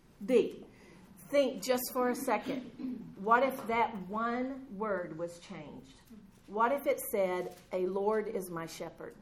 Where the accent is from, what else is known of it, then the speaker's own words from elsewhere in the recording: Texas, United States; I was raised in Texas with cattle, but not sheep